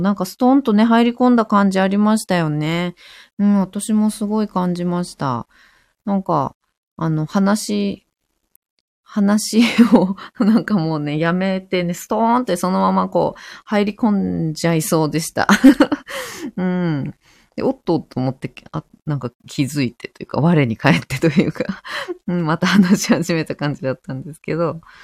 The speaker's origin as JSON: {"language": "Japanese", "region": "Fukushima", "country": "Japan", "tie": "born or raised there", "said": "私は福島で生まれて、福島で育ってる"}